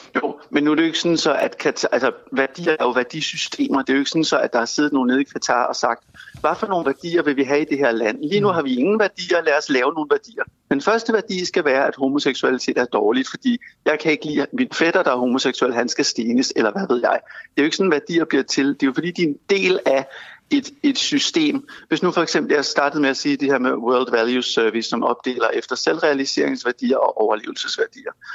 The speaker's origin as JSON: {"language": "Danish", "country": "Denmark"}